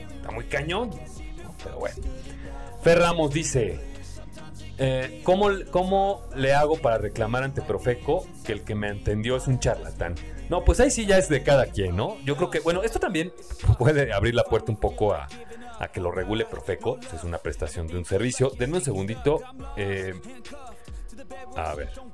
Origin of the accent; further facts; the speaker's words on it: Mexico; nosotros como mexicanos